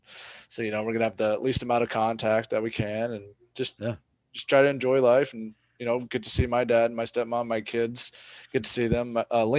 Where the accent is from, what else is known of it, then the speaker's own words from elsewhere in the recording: Vicksburg, Mississippi, United States; moved away; March, I'll be going back to my hometown of Vicksburg, Mississippi for about 10 days.